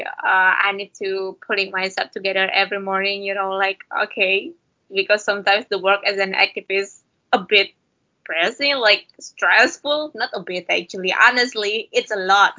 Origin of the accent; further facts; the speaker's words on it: Kalimantan, Indonesia; I'm happy that I was born in Kalimantan. I'm proud to be someone that born in Kalimantan.